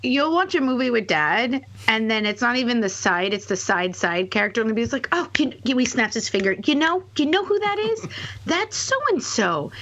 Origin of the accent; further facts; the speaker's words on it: Canada; moved away; I grew up in Canada